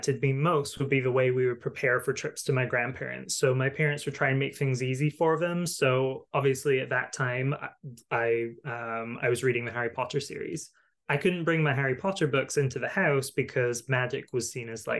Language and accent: English; Highlands of Scotland, United Kingdom; I grew up largely in the Highlands of Scotland